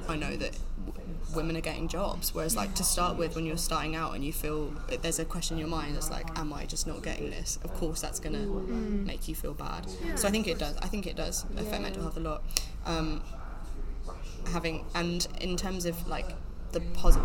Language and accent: English; Warwickshire, West Midlands, United Kingdom; moved away; I'm from Warwickshire, and it is a grammar school